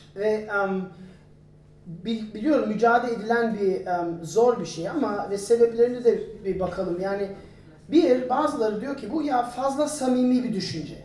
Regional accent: Turkey; biz Türk olarak

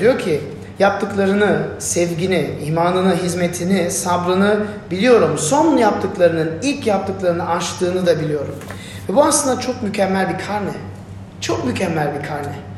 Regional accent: Turkey; ne mutlu Türk'üm diye, diyene diyorsanız benim gibi

